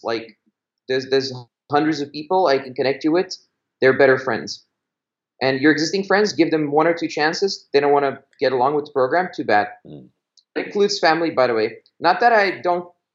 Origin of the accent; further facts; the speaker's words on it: Belgium; moved away; I grew up in Belgium